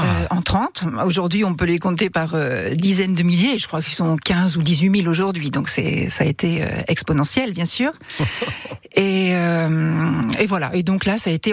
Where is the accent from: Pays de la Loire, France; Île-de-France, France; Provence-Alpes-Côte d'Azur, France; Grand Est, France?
Pays de la Loire, France; Le Mans; moved away as an adult; also born or lived in Paris; je suis mancelle de naissance. j'ai quitté le Mans pour aller à Paris faire mes études